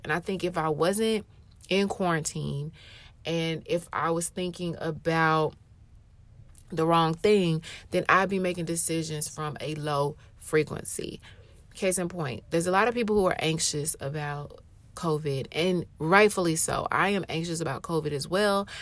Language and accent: English; Atlanta, Georgia, United States; moved away as an adult; also born or lived in Europe / Japan; I was born and raised in Atlanta